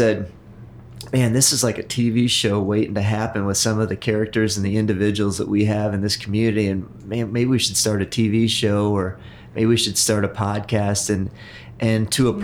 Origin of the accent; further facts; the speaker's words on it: Freeport, Illinois, United States; moved away as an adult; now in Carmel, United States; I had grown up in a town in northern Illinois called Freeport